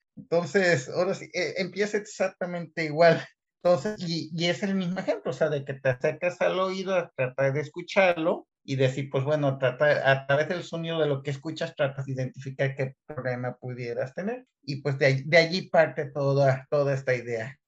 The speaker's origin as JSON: {"language": "Spanish", "town": "Guadalajara", "region": "Jalisco", "country": "Mexico", "also_born_or_lived": "Querétaro", "moved": "as an adult", "lives_now": "Kiruna, Sweden", "said": "yo soy de Guadalajara y allí estudié mecatrónica"}